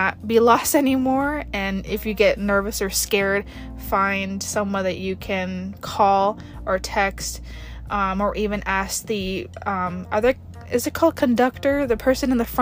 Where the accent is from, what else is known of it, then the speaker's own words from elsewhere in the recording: New York City, New York, United States; moved away as an adult; now in Nevada, United States; I've been born and raised in New York City